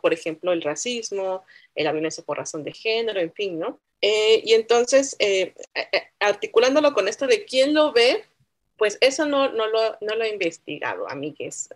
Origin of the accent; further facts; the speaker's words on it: Oaxaca, Mexico; also born or lived in San Bartolomé Loxicha / San Miguel Quetzaltepec; yo crecí entre esos tres espacios, ¿no? Entre la ciudad de Oaxaca, entre el pueblo San Bartolomé Loxicha, que es eh, mi pueblo materno, y entre San Miguel Quetzaltepec